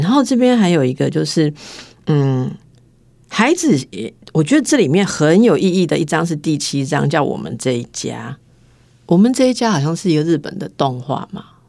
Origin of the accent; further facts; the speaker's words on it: Taiwan; 我们台湾人